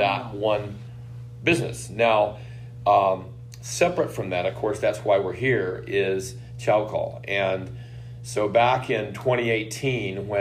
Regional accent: Midwest, United States; moved away; I grew up in the Midwest

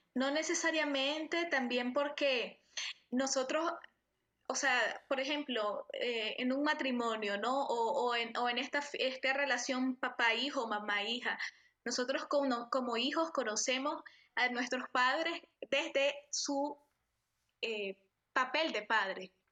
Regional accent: Nicaragua; moved away as an adult; estos dos años fuera de mi país, eh, el tema con Centroamérica es algo que he venido trabajando también, o sea, el, de mi identidad como centroamericana

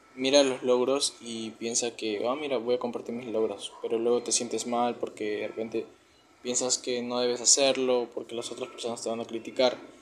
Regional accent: Peru; tengo 19 años, soy de Perú

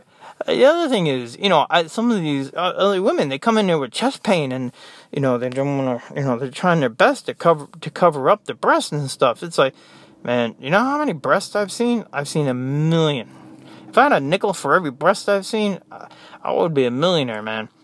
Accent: United States; moved away; I'm American

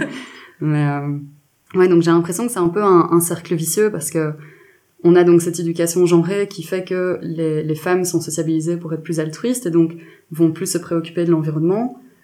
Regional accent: Belgium; je suis journaliste indépendante féministe belge

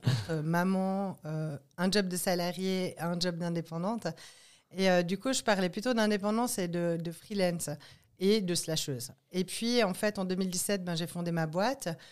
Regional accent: Martigny, Valais, Switzerland; je viens de Martigny.

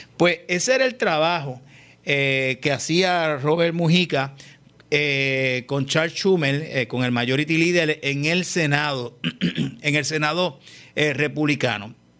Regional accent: Puerto Rico

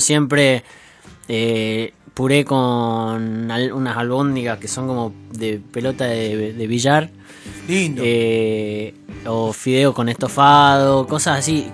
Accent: Salta, Argentina; now in Buenos Aires, Argentina; Y los dos somos de Salta y ella se vino a vivir acá hace un año, yo vivo hace 10 años ya

